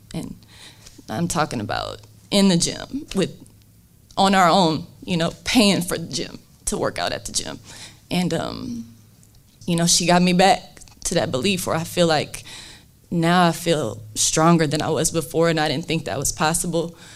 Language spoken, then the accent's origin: English; South Bend, Indiana, United States; I'm from South Bend.